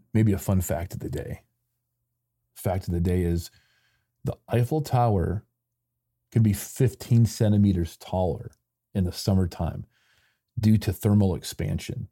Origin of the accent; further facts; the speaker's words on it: Michigan, United States; moved away as an adult; also born or lived in Mexico; I grew up in Michigan